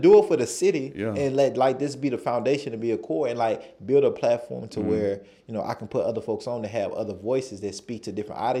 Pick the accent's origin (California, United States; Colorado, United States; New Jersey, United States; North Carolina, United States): North Carolina, United States; moved away; also born or lived in Costa Rica; And I'm from North Carolina.